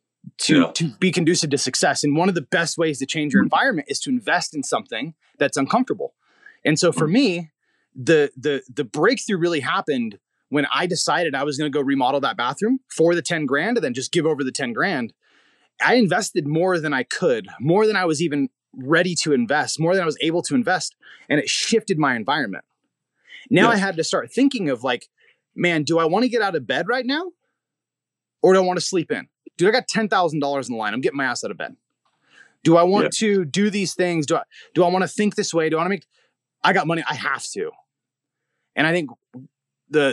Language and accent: English; Hemet, California, United States; I'm growing up in Hemet, super poor